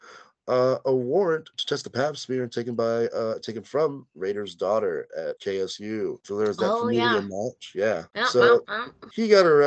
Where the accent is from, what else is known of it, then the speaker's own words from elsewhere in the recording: Louisiana, United States; also born or lived in Korea; I'm also like from Louisiana. I'm not necessarily Cajun though.